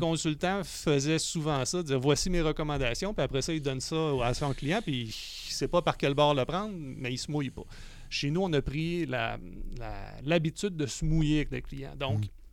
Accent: Quebec City, Quebec, Canada; je suis né à Québec

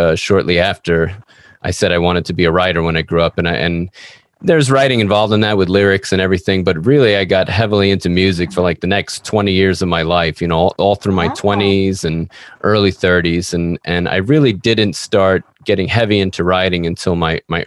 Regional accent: New York, United States; I'm an author from New York

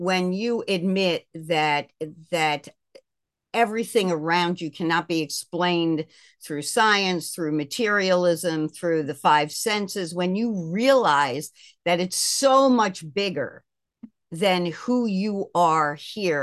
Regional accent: Baltimore, Maryland, United States; also born or lived in Buffalo, New York; I was born actually in Buffalo, New York. My parents are from Brooklyn. Everybody in our family grew up in Brooklyn, New York. But I was raised in Baltimore

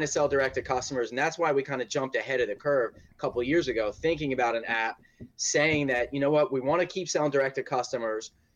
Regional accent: Philadelphia, Pennsylvania, United States; now in Portland, United States; I'm from Philly

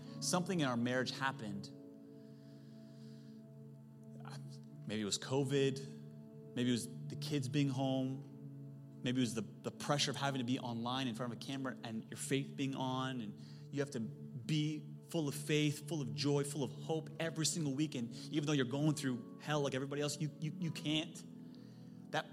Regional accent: Silicon Valley, California, United States; I'm from Silicon Valley

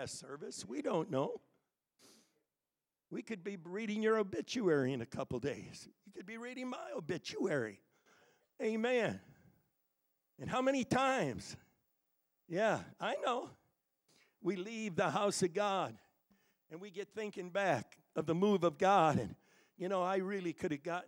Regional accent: Connecticut, United States; My youth leader, when I was growing up in Connecticut, his name was Dave Catania

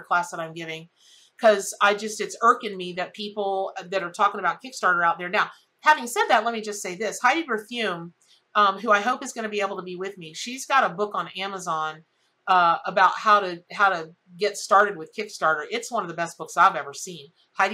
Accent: the South, United States; I'm from the South

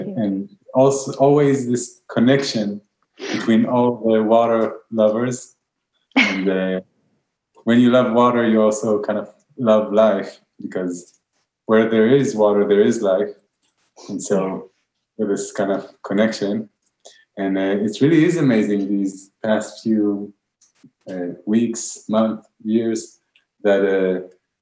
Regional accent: Israel; we're from Israel. We live really on the seaside

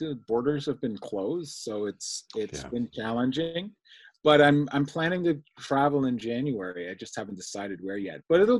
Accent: Ontario, Canada; You mentioned I'm from Ontario, Canada. So we're now in the winter time. So I'm doing winter running.

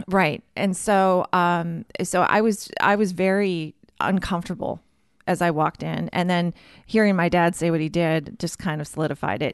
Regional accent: Warroad, Minnesota, United States; accent: Minnesotan; moved away as an adult; now in Baltimore, United States; growing up in Warroad

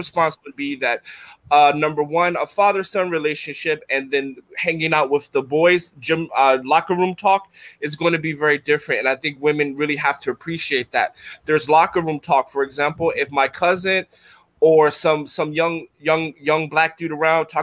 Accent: Philadelphia, Pennsylvania, United States; moved away; I'm from North Philadelphia, the hood, Strawberry Mansion

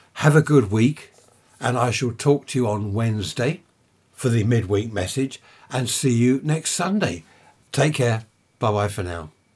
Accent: United Kingdom; we're British.

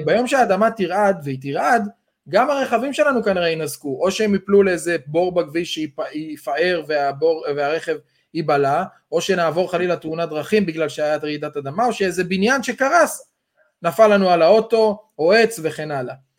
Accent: Israel; אנחנו ישראלים

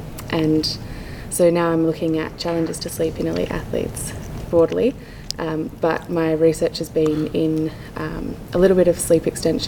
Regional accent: Perth, Western Australia, Australia; moved away as an adult; now in Canberra, Australia; I'm from Perth, and 2 years ago, or just over 2 years ago, moved to Canberra to start a PhD at the Australian Institute of Sport.

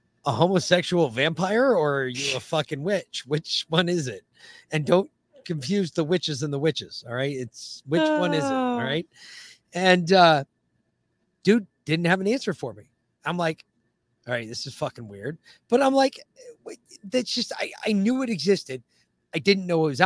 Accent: the North, United States; moved away as an adult; growing up in the North, we did. And then you move south

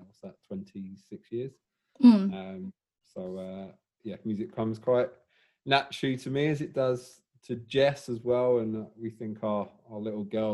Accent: England, United Kingdom; moved away as an adult; now in Melbourne, Australia; obviously from England by my dodgy accent.

